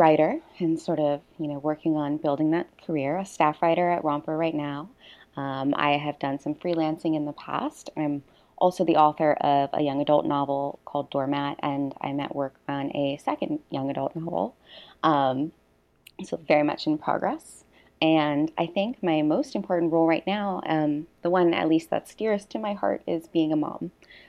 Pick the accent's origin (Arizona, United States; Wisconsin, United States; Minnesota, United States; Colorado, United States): Arizona, United States; moved away as an adult; also born or lived in East Coast / New York; now in Honolulu, United States; So I'm originally from Arizona.